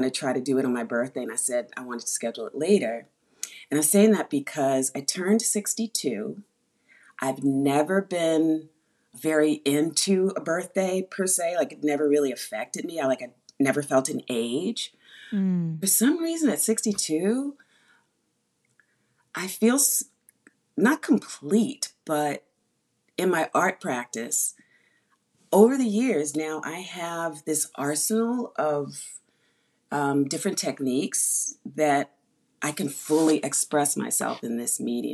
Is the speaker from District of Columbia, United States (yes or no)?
yes; Washington, District of Columbia, United States; moved away as an adult; now in New York, United States; I'm from Washington, D.C., but I've been here over 30 years